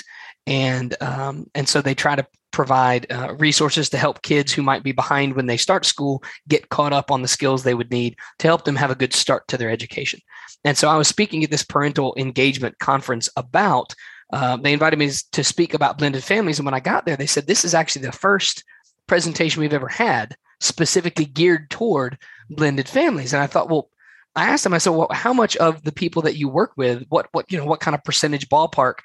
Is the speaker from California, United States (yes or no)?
no; Alabama, United States; I am from Alabama in the southeastern United States